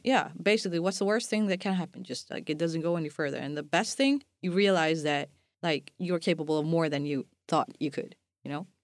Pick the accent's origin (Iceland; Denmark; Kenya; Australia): Iceland